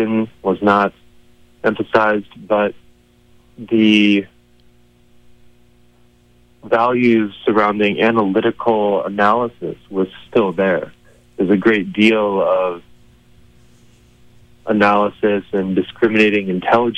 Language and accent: English; Colorado, United States; also born or lived in Boulder County, Colorado / Crestone, Colorado; I grew up in Colorado mostly, in Boulder County, but also a great deal of that time, I grew up in southern Colorado in the San Luis Valley in a small town called Crestone